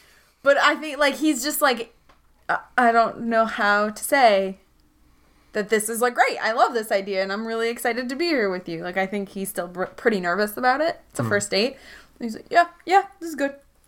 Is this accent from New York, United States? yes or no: no; Pennsylvania, United States; That's because we're from Pennsylvania.